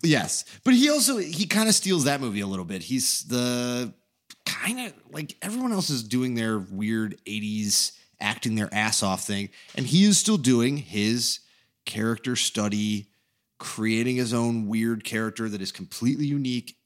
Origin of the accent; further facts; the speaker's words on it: Chicago, Illinois, United States; we're from Chicago